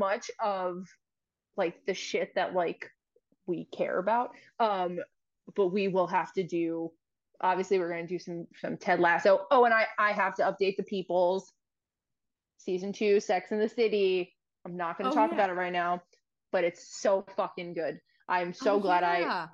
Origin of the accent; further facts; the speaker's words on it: New York, United States; we are two Italians from New York